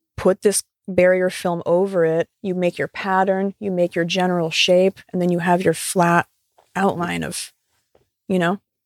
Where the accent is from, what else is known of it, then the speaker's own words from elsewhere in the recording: Pennsylvania, United States; moved away; move back to Pennsylvania to my hometown